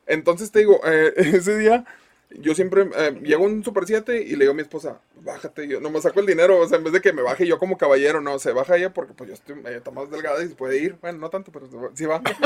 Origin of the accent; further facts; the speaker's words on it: Monterrey, Nuevo León, Mexico; como regios